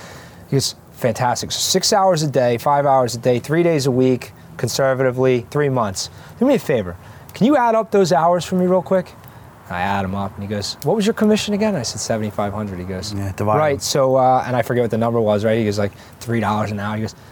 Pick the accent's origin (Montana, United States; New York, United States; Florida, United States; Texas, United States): New York, United States; You know, it wasn't New York that scared. I grew up in New York.